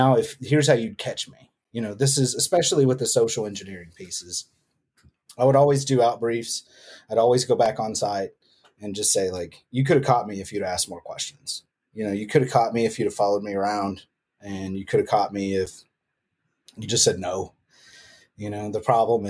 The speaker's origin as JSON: {"language": "English", "country": "United States", "accent": "country", "said": "my country accent"}